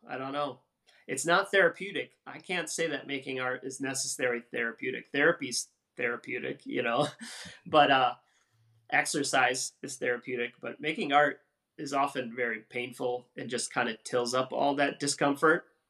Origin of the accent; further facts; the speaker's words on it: Wisconsin, United States; moved away; the same town I grew up in in Wisconsin